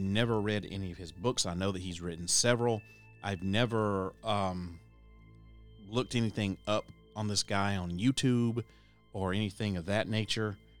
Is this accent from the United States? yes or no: yes; Tennessee, United States; here in my home state of Tennessee